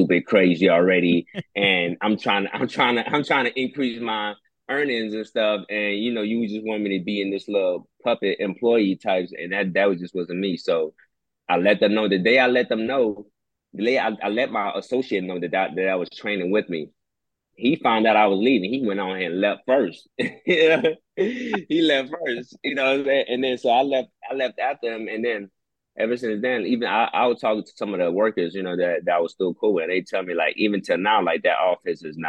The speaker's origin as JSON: {"language": "English", "country": "Nigeria", "tie": "born or raised there", "moved": "yes", "lives_now": "Houston, United States", "said": "coming from Nigeria, being born there, you coming to the States"}